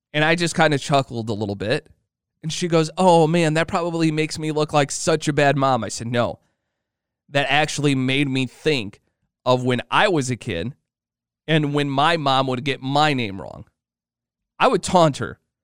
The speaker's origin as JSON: {"language": "English", "region": "Illinois", "country": "United States", "tie": "born or raised there", "said": "I grew up in Illinois."}